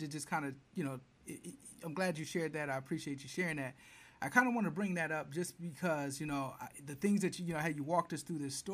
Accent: Flint, Michigan, United States; now I'm a guy from Flint

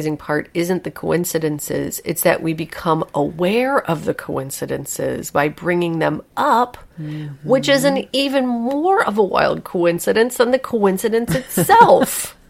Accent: England, United Kingdom; If I'm with a stranger, I don't try to find a connection with them because I'm English.

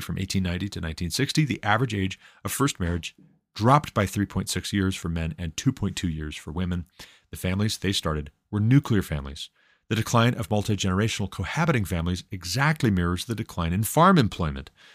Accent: Glendive, Montana, United States; I was born in Glendive, Montana, in nineteen eighty-six

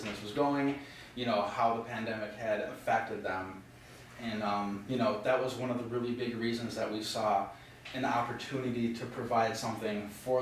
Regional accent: Geneva, Illinois, United States; also born or lived in Batavia, Illinois / Sugar Grove, Illinois; now in Aurora, United States; I moved to Geneva when I was 4. Lived there, lived in Batavia, Sugar Grove.

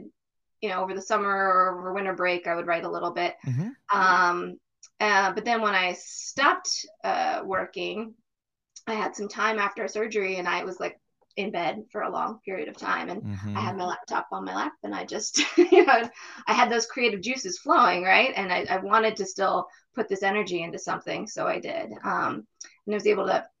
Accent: Raleigh, North Carolina, United States; moved away as an adult; also born or lived in Minnesota; now in Northern Virginia, United States; I grew up in North Carolina, in Raleigh

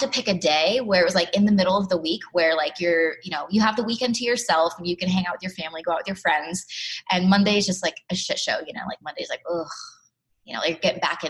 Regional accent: Bristol, Connecticut, United States; Bristol, Connecticut, born and raised

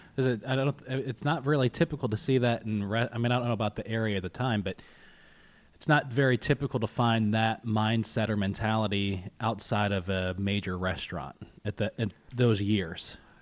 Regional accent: Westvale, New York, United States; I grew up in Westvale

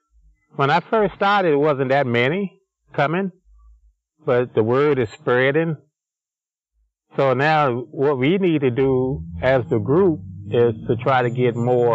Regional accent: Tennessee, United States; moved away; I'm from Tennessee

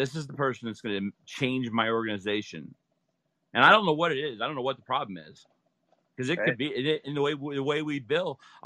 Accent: Utah, United States; also born or lived in Las Vegas; I'm from Utah. I'm here in Las Vegas. I'm in Utah right now tonight.

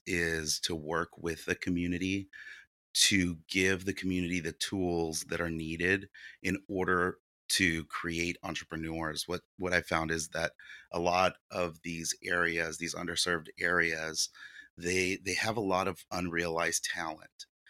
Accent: San Diego, California, United States; English is a second language; also born or lived in Ukraine; I grew up here in San Diego

